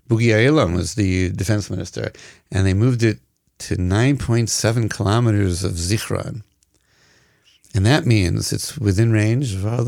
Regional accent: Massachusetts, United States; now in Israel; Well, I am from Massachusetts, but Lahavdil, I ain't no Kennedy.

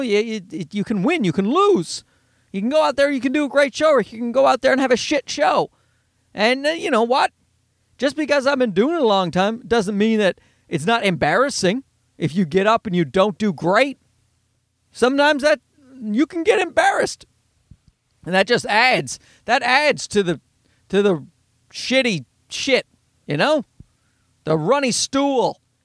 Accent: Canada; I'm Canadian

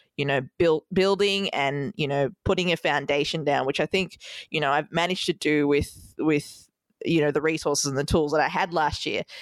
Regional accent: Melbourne, Victoria, Australia; moved away as an adult; also born or lived in Sri Lanka; now in New York City, United States; Melbourne, Australia, my hometown

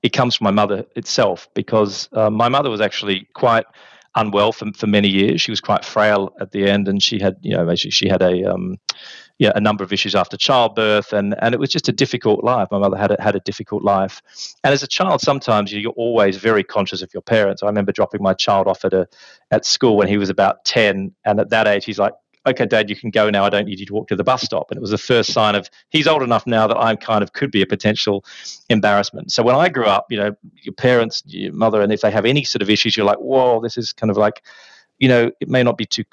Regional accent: Australia; moved away as an adult; also born or lived in Birmingham; now in London, United Kingdom; growing up in Australia

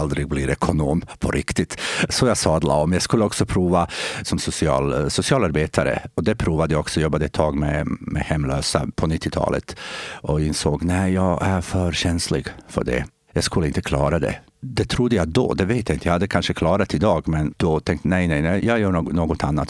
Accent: Bosnia & Herzegovina; Swedish is a second language; moved away as an adult; also born or lived in Sweden; now in Eskilstuna, Sweden; Jag är bosnier i och med att jag kommer från den delen som idag heter bosnier, men, Bosnien-Hercegovina

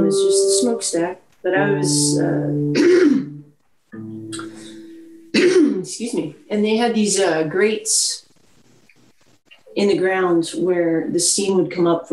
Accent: Topeka, Kansas, United States; now in Austin, United States; my hometown of Topeka. So I grew up I went to a Catholic school that was in downtown Topeka

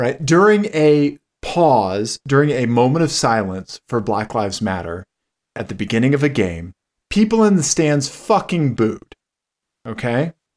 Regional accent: Kansas City, Missouri, United States; I'm from Kansas City

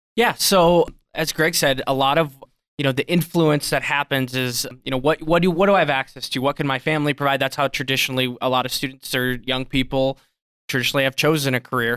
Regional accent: South Dakota, United States; now in Billings, United States; I grew up in South Dakota

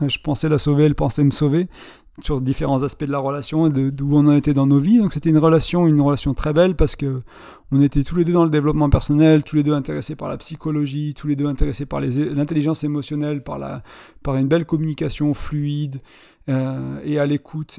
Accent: France; born or raised there; moved away as an adult; also born or lived in Ireland

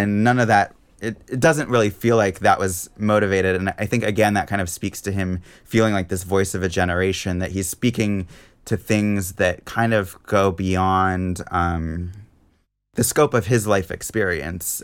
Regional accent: Seattle, Washington, United States; I grew up in Seattle

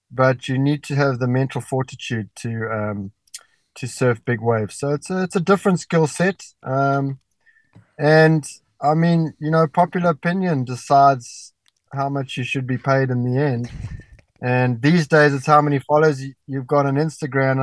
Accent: Durban, KwaZulu-Natal, South Africa; I was growing up in Durban

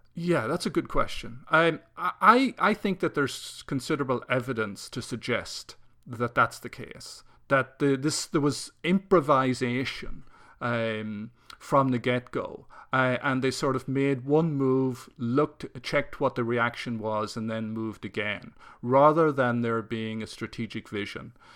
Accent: Ireland; growing up in Ireland

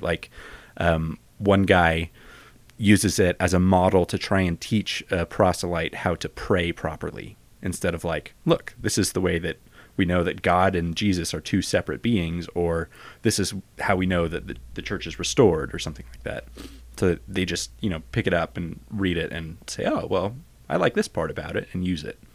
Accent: San Francisco, California, United States; I grew up in San Francisco

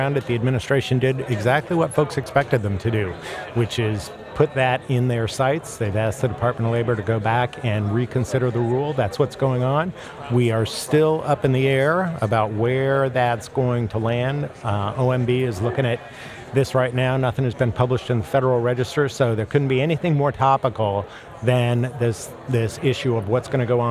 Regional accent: United States; now in Chicago, United States; grew up outside of Kansas City

